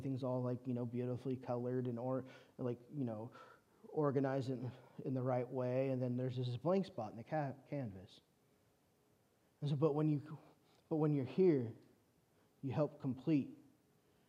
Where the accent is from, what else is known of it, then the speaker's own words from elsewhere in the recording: California, United States; moved away as an adult; now in Shreveport, United States; I'm from California